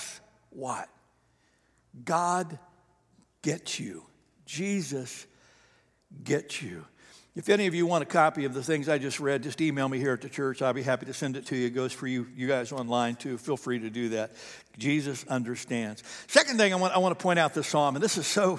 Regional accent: the South, United States; we're from the South here

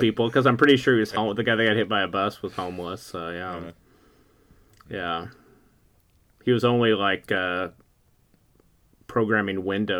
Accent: Tazewell, Tennessee, United States; also born or lived in San Francisco; now in Houston, United States; I grew up in Tazewell, Tennessee. Not New Tazewell, but Old Tazewell. About an hour and a half north of Knoxville.

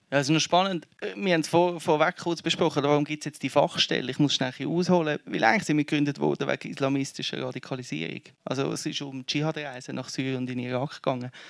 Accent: Zurich, Switzerland; ich, ich komme aus Zürich, ein Kind von den 90er.

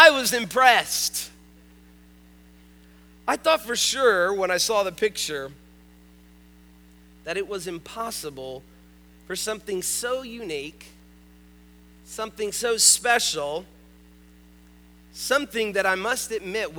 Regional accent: North Miami, Florida, United States; I grew up in North Miami

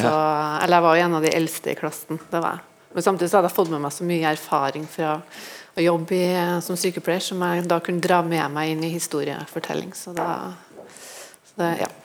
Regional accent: near Trondheim, Trøndelag, Norway; heimbygda mi, som er litt utafor Trondheim

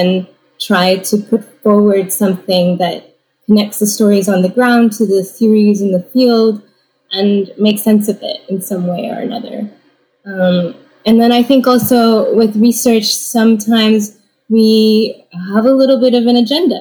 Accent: California, United States; also born or lived in Indiana; now in Kent, United States; I'm a child of Taiwanese immigrants who met in Indiana, and so that's where I was born, and then I grew up in California

